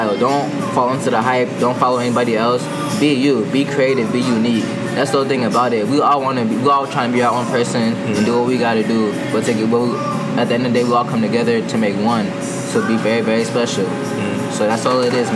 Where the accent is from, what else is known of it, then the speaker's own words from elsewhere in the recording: Minnesota, United States; moved away as an adult; now in Miami, United States; I'm from Minnesota, down here in Miami, studying at UM